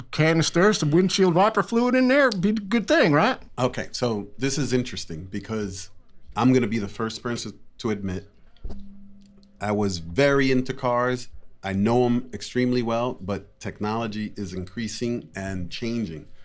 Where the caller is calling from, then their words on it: Wheeling, West Virginia, United States; Wheeling, West Virginia.